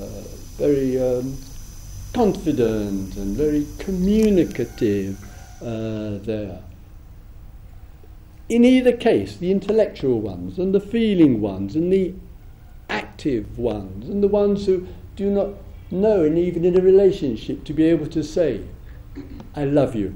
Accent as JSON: {"language": "English", "region": "England", "country": "United Kingdom", "said": "being an Englishman"}